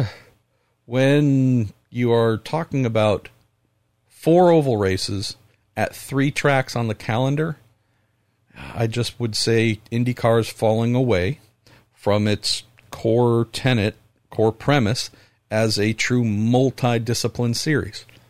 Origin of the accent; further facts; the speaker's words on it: Northern California, United States; Growing up in Northern California